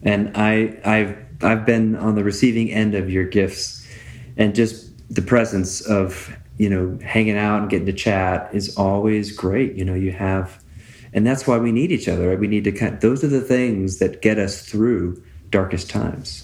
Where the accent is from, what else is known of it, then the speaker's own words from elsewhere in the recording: West Coast, United States; now in Tucson, United States; where I grew up on the West Coast